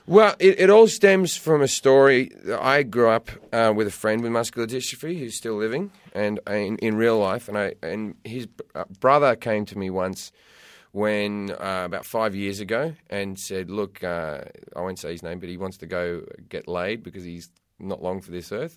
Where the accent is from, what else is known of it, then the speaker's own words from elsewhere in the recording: Sydney, New South Wales, Australia; moved away as an adult; also born or lived in United Kingdom; now in United States; I lived in, I brought up in Australia, left Australia when I was twenty-three